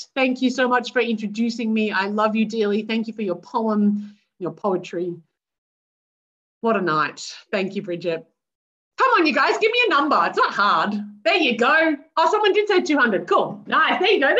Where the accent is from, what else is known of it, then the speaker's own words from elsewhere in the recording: Australia; I am white and middle class, born and raised in Australia.